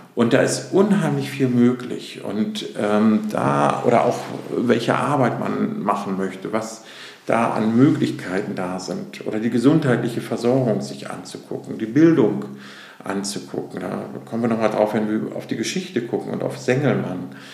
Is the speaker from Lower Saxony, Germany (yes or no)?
yes; between Bremen and Hamburg, Lower Saxony, Germany; also born or lived in Hannover; now in Hamburg, Germany; bin aufgewachsen zwischen Bremen und Hamburg